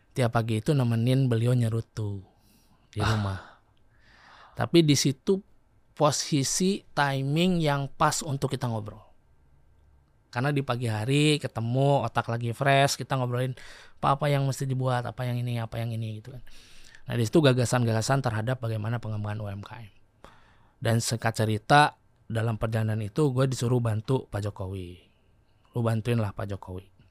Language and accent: Indonesian; Sukabumi, West Java, Indonesia; moved away; also born or lived in Bandung; Gue lahir di Sukabumi